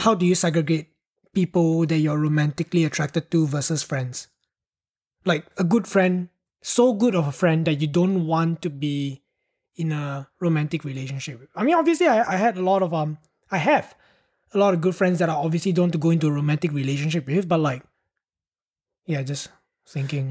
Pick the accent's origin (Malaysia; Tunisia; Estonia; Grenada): Malaysia; Penang; I moved from my hometown to Penang.